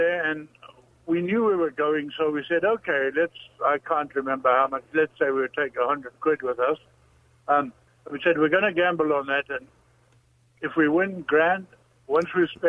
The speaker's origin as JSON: {"language": "English", "country": "South Africa", "said": "South Africa. I've spoken to you before."}